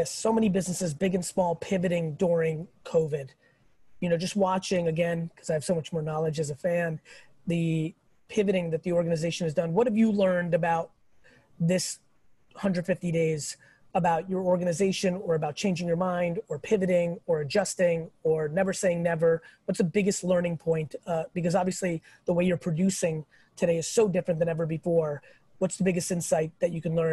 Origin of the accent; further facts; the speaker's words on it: Midwest, United States; I'm from the Midwest, so it's really …, Stephanie.